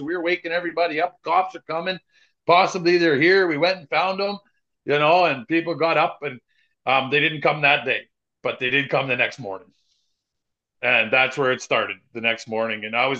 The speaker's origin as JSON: {"language": "English", "country": "Canada", "said": "we're Canadian"}